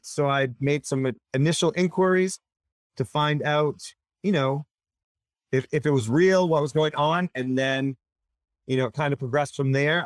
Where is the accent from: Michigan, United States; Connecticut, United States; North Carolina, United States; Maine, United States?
Maine, United States; Augusta; also born or lived in Wayne, Maine; I grew up with my sister in Augusta.